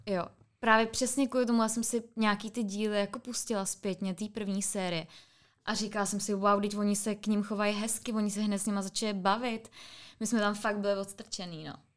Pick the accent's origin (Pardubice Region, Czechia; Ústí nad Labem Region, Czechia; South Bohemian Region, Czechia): Pardubice Region, Czechia; Ústí nad Orlicí; now in Prague, Czech Republic; já jsem z Ústí nad Orlicí, což je u, Orlick, u Orlických hor